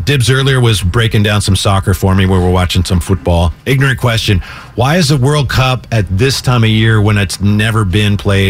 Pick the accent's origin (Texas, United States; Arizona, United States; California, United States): California, United States; Vallejo; Well, I'm from Vallejo, so how do I say it?